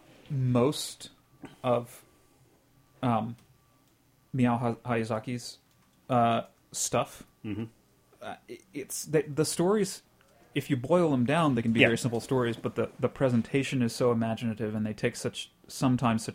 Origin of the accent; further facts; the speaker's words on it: the Bible Belt, United States; moved away; I grew up in the Bible Belt, and so that's colored my speech, but maybe less so where I live now